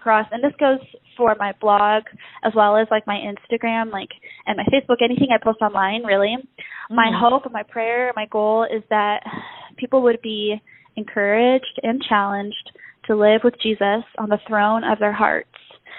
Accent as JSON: {"language": "English", "region": "Mexico City", "country": "Mexico", "tie": "born or raised there", "lives_now": "Broken Arrow, United States", "said": "My parents are currently missionaries in Mexico City, and that's where I grew up. I was born in Broken Arrow, Oklahoma, and that's actually where I live now, Broken Arrow / Tulsa. So, but yeah, I grew up in Mexico"}